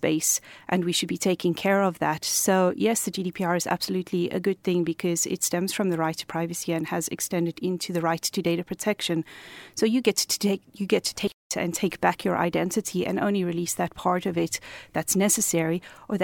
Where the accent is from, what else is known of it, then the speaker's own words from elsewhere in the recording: South Africa; moved away as an adult; now in Cork, Ireland; I'm originally from South Africa. We arrived here 2 years ago